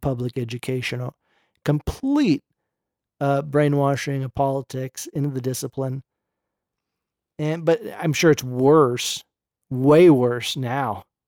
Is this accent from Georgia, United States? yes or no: no; Berkeley, California, United States; I grew up in Berkeley